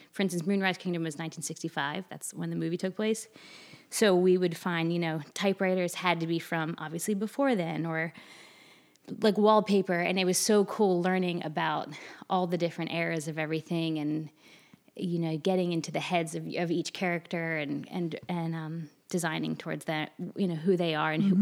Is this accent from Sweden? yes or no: no; Delaware, United States; moved away as an adult; also born or lived in New York; now in Charleston, United States; I'm from Delaware originally